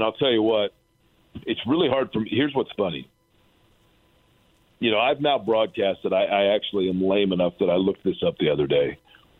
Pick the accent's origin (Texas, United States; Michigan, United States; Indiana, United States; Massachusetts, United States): Indiana, United States; Indianapolis; When I was a kid growing up in Steinmeier on the northeast side of Indianapolis